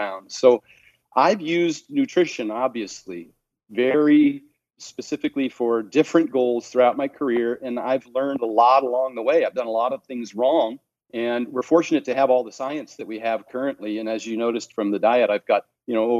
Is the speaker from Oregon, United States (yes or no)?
yes; Oregon, United States; also born or lived in Seattle, Washington; now in Henderson, United States; born and raised in Oregon and lived in Seattle for 20 years.